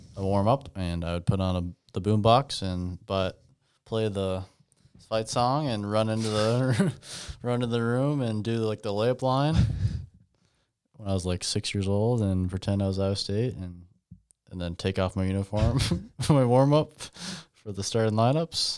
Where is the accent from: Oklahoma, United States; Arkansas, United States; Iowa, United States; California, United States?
Iowa, United States; also born or lived in Albuquerque, New Mexico; we're from Humble, Iowa